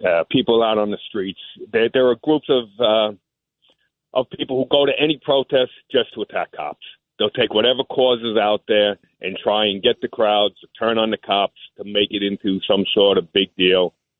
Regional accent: New York, United States; I'm a New Yorker anyway.

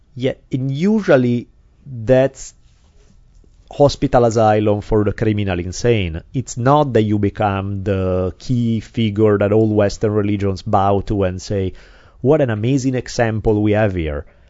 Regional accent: Italy; now in United States; I come from Italy. I grew up in a very different kind of environment

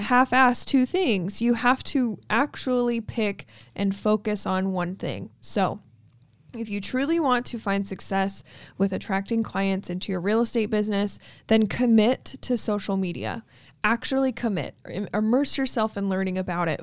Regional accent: Logan, Utah, United States; my hometown

